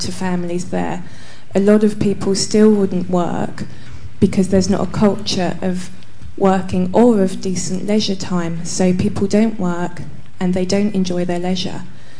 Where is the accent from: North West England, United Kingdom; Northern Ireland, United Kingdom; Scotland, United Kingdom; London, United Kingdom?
London, United Kingdom; Dagenham; I grew up in Dagenham, which is a very poor area of the UK